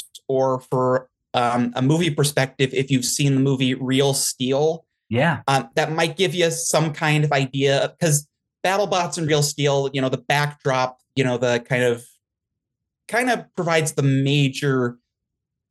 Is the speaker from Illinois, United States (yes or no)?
no; the Midwest, South Dakota, United States; I'm from the Midwest, South Dakota area